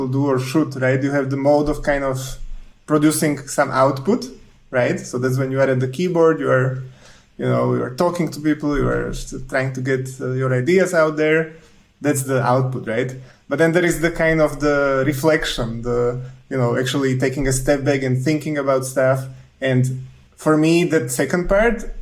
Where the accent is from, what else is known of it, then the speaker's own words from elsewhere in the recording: Slovakia; moved away as an adult; also born or lived in Zurich, Switzerland; now in Switzerland; when I moved from Slovakia, which is where I'm originally from